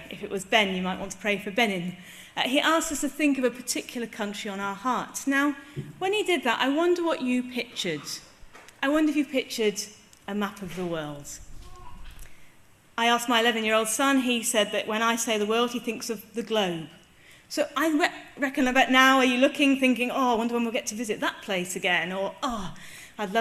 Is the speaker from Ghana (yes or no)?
no; England, United Kingdom; telling them I'm English